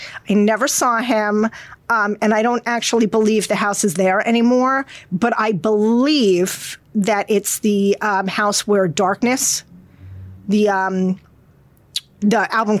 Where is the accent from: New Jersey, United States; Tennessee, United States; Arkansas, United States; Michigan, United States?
New Jersey, United States; Freehold; born there; I was born right here on Randolph Street in Freehold